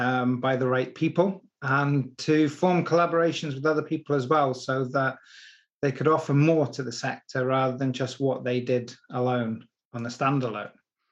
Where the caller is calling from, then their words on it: Mauchline, Scotland, United Kingdom; A place called Mauchline, which is in Scotland. It's Robbie Burns country.